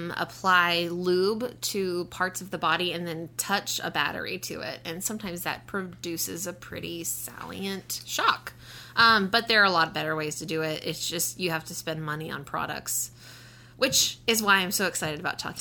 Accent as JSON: {"language": "English", "region": "West Texas", "country": "United States", "said": "I'm from West Texas."}